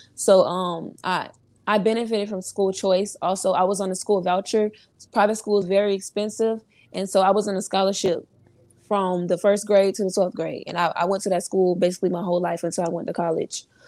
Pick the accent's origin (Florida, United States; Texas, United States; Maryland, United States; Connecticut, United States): Florida, United States; Orlando; I'm from Orlando, Florida